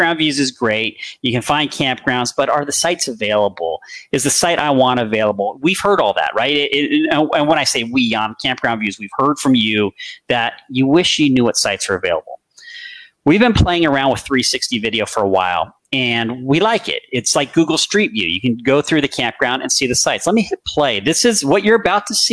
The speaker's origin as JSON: {"language": "English", "region": "California", "country": "United States", "moved": "yes", "said": "I'm from California originally"}